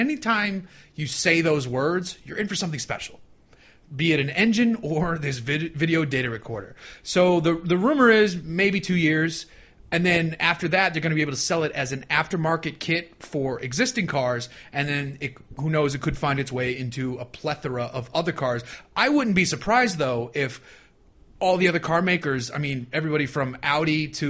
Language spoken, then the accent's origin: English; Boston, Massachusetts, United States; now in California, United States; I'm from Boston